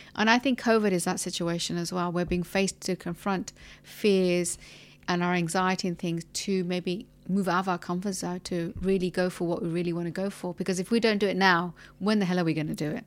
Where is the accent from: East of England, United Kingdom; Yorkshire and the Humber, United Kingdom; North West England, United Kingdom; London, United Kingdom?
London, United Kingdom; moved away as an adult; now in United Arab Emirates; I'm from London and I've been here in the U A E for about, I think, nearly thirteen years.